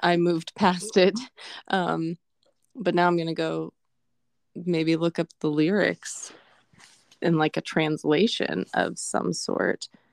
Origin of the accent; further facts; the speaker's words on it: Colorado, United States; moved away; I grew up in Colorado